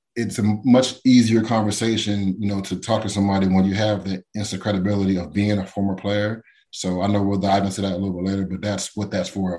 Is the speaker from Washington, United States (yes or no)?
no; Pittsburgh, Pennsylvania, United States; also born or lived in South Carolina; I was born in South Carolina, then I moved to Pittsburgh when I was seven years old.